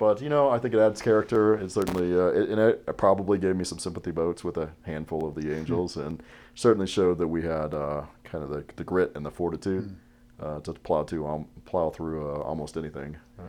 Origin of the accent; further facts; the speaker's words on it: United States; But, you know, growing up in America, watching things like Christmas Vacation, I got the bright idea to order the pizza the night before and then use the pizza box.